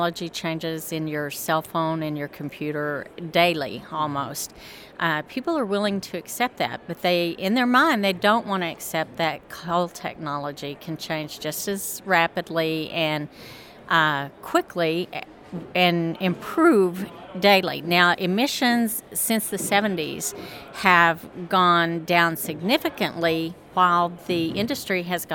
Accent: Amarillo, Texas, United States; moved away as an adult; now in Denver, United States; I'm from Amarillo, Texas originally, spent all my life there and moved to Denver 13 years ago

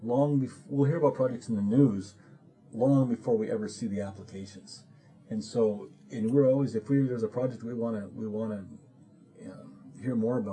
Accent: Bottineau County, North Dakota, United States; I'm from Bottineau County, a smaller county

